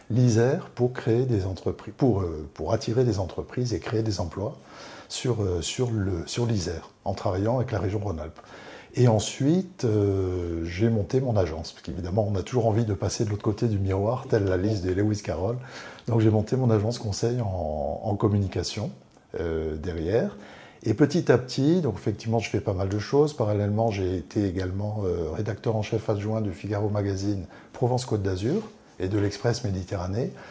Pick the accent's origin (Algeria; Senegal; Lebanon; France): Algeria; je suis né en Algérie, euh, juste avant la guerre d'Algérie. Donc là, c'était euh, assez chaud.